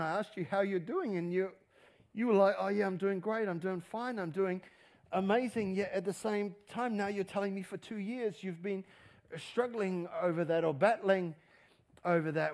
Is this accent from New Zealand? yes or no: yes; New Zealand; we're a Kiwi